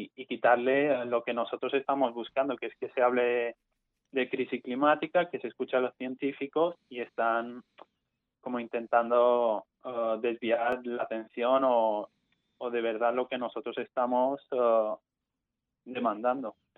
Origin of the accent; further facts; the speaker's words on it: Mallorca, Balearic Islands, Spain; yo soy estudiante de la UIF porque soy de Mallorca